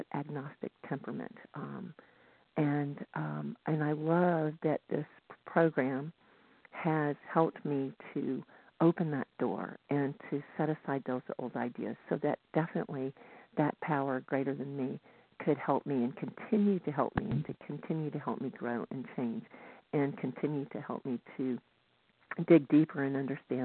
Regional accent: the South, United States; now in Northern California, United States; I grew up in the South

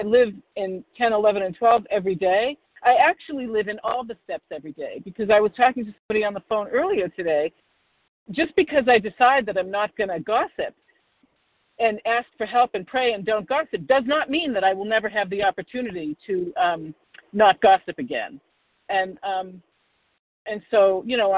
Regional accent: Boston, Massachusetts, United States; I'm from Boston, the Boston area

